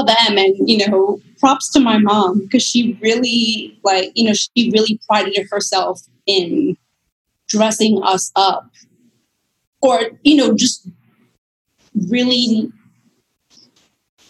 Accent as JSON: {"language": "English", "region": "New York", "country": "United States", "tie": "born or raised there", "also_born_or_lived": "Bronx", "said": "born in New York. Both of my parents were born in Puerto Rico and met stateside. And we moved around like a handful of times, and it was mostly like Queens and Long Island"}